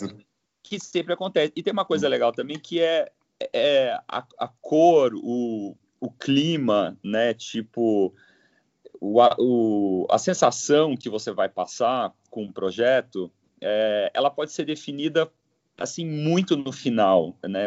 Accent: Londrina, Paraná, Brazil; moved away as an adult; now in São Paulo, Brazil; sou de Londrina, né? Eu sou do, do Paraná.

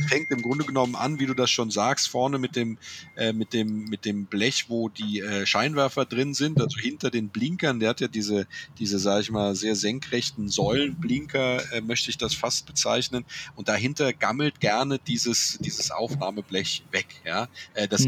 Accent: Andernach, Rhineland-Palatinate, Germany; Ich komme ja aus Andernach, ja, dem schönen Andernach, äh, der Bäckerjungenstadt am Rhein zwischen Koblenz und Bonn

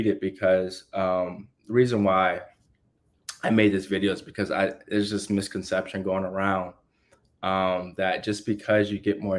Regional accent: United States

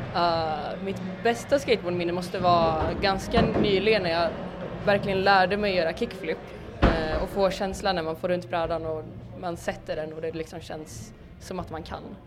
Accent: Borås, Västra Götaland, Sweden; now in Malmö, Sweden; jag kommer från Borås men jag bor i Malmö just nu.

